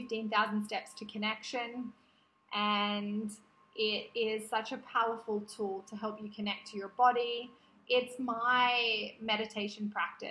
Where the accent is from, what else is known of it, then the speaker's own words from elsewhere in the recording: Australia; moved away; I was born in Australia. My natural habitat is Australia.